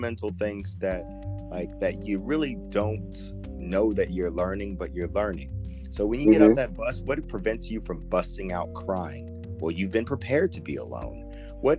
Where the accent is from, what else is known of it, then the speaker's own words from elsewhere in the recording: United States; everything that we've ever experienced as Americans